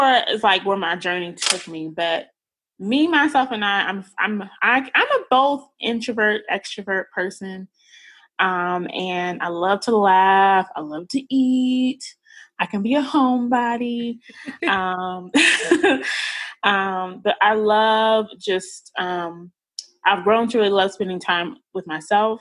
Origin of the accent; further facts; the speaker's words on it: Wichita, Kansas, United States; moved away as an adult; also born or lived in Virginia Beach, Virginia / Dallas, Texas; now in New York, United States; I'm actually from Wichita, Kansas